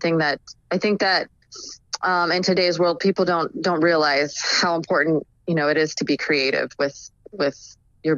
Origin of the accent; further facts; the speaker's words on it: Orange County, California, United States; also born or lived in Whittier, California; I grew up in Orange County, California, which is just like a suburb in California. I was born actually in LA County, Whittier, California